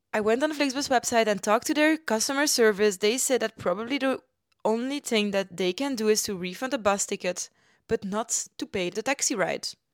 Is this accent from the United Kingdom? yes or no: no; Ghent, Flanders, Belgium; now in Germany; my hometown, Gent